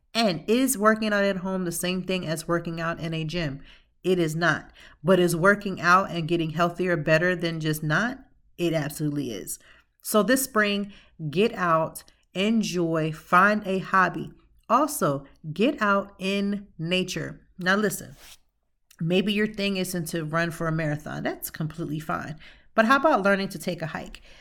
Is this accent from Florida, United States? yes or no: no; Lancaster, Pennsylvania, United States; now in Philadelphia, United States; originally, I'm from Lancaster, Pennsylvania